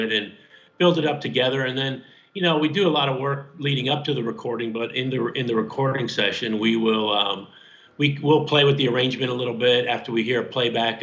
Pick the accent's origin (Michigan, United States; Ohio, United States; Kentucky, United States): Michigan, United States; Detroit; now in Louisville, United States; I grew up in Detroit